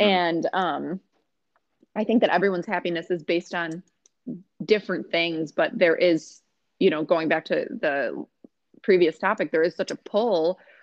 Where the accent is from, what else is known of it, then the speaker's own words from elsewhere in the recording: Rochester, New York, United States; also born or lived in Buffalo; I'm from Rochester. I went to Rush Henrietta High School growing up